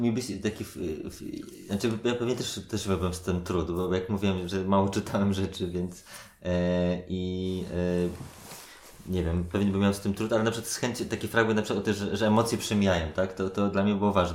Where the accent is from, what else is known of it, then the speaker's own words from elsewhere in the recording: Warsaw, Masovian Voivodeship, Poland; ja się wychowywałem na Gocławiu